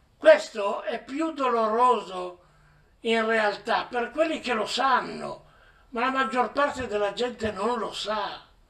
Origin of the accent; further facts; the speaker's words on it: Piedmont, Italy; il mio paese dove sono nato